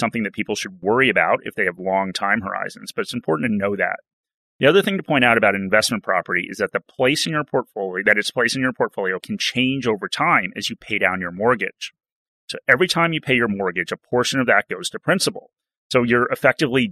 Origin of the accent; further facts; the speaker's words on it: United States; now in Australia; an American that lived through the GFC